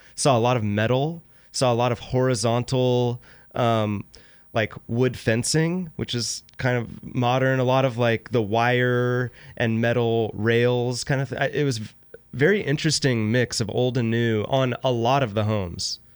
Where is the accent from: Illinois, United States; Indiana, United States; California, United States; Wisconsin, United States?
California, United States; Sacramento; Growing up in Sacramento, I, I always described it as a family-friendly, bigger city